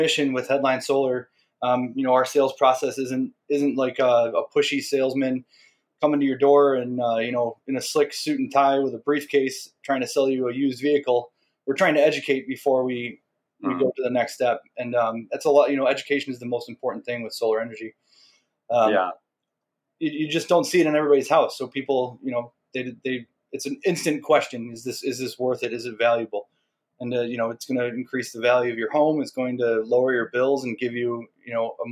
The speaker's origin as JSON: {"language": "English", "town": "Chicago", "region": "Illinois", "country": "United States", "tie": "born or raised there", "said": "I grew up in Portage Park. I was, just a couple blocks from Portage Park."}